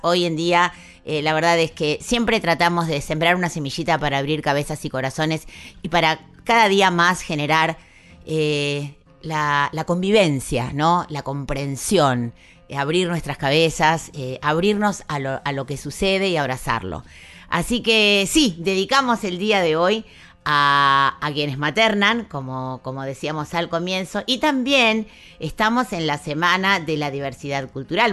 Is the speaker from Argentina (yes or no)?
yes; Argentina; nuestra identidad como argentinos, como argentinas